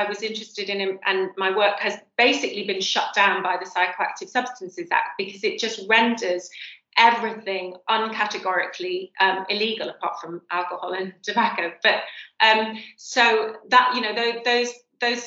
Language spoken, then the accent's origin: English; Cheshire, just outside Manchester, North West England, United Kingdom; I grew up just outside Manchester in Cheshire